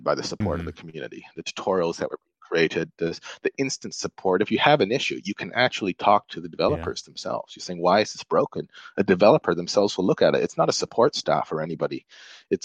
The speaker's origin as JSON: {"language": "English", "country": "Malaysia", "tie": "born or raised there", "said": "I grew up in Malaysia"}